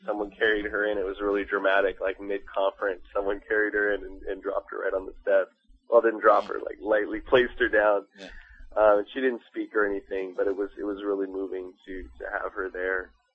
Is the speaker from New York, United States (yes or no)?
no; Long Beach, California, United States; now in Los Angeles, United States; I grew up in Long Beach